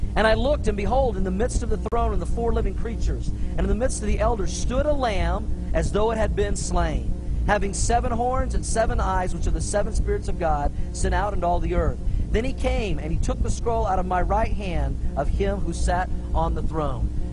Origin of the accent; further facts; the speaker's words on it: Tulsa, Oklahoma, United States; I grew up in Tulsa, Oklahoma